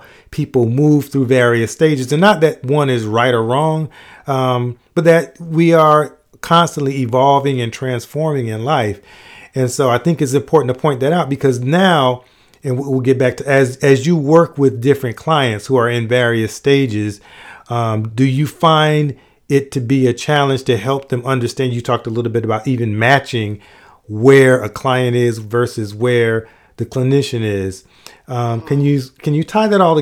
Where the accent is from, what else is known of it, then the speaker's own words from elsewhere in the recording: Miami, Florida, United States; moved away as an adult; also born or lived in South Bend, Indiana; growing up in Miami